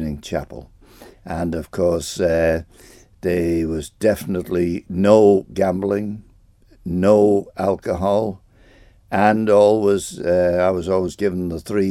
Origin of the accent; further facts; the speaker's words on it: Santon, Isle of Man; also born or lived in Arbory, Isle of Man / Rushen, Isle of Man; I was born in Nurse Crebbins, and of course lots of people were born in Nurse Crebbins, but came very, very quickly to Santon, and of course I've been there ever